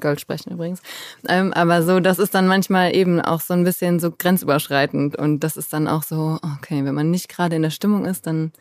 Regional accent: Cologne, North Rhine-Westphalia, Germany; moved away as an adult; also born or lived in Bergisch Gladbach / Berlin / Hanover; bin aber natürlich in Köln aufgewachsen

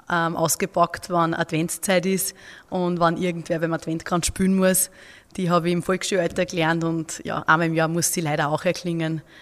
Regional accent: Upper Austria, Austria; Vielleicht hört man es bei mir eher ein bisschen aus. Ich bin eine Oberösterreicherin

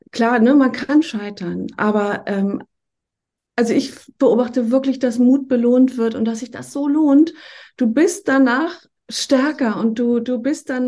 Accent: Schleswig-Holstein, Germany; so äh, ganz grobe Richtung zwischen Flensburg und Schleswig. Das sind vielleicht Städte, die man kennt.

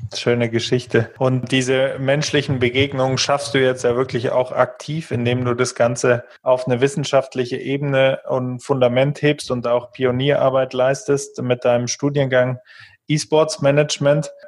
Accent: Germany; wir vielleicht auch als Deutsche

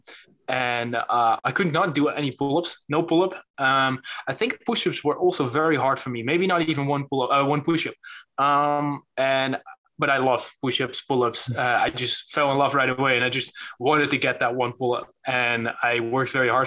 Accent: Netherlands; English is a second language; I'm from the Netherlands. And sometimes I have this weird accent going on

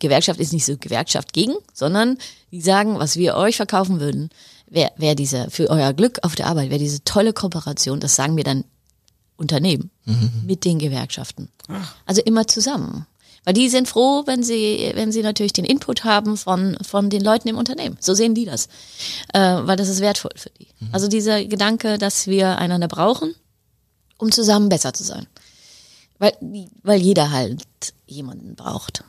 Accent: Heidelberg, Baden-Württemberg, Germany; moved away as an adult; also born or lived in Netherlands / Mexico; now in Sweden; Ich komme aus Heidelberg

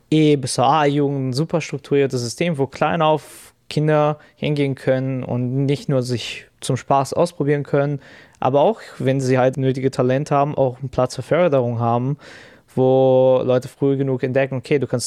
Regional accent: Brazil; German is a second language; now in Germany; ich komme ja auch aus Brasilien

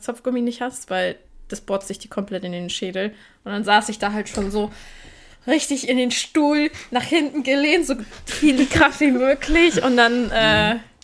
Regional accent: Poland; ich bin Polin

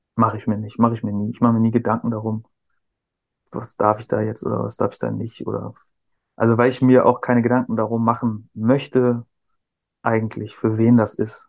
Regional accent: Cuxhaven, Lower Saxony, Germany; also born or lived in near Hamburg; ich bin bei Hamburg geboren, dann in Cuxhaven groß geworden, zur Schule gegangen

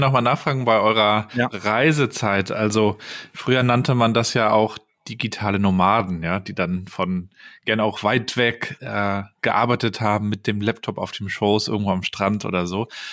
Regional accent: Rostock, Mecklenburg-Vorpommern, Germany; moved away as an adult; aus meiner Heimatstadt Rostock. Marc und ich stammen beide aus Mecklenburg-Vorpommern

